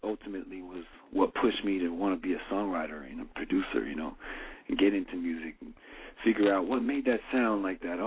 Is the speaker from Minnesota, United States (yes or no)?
no; California, United States; I was growing up in California